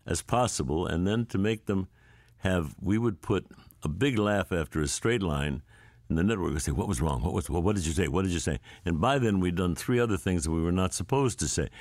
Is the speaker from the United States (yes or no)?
yes; St. Louis, Missouri, United States; I grew up in Saint Louis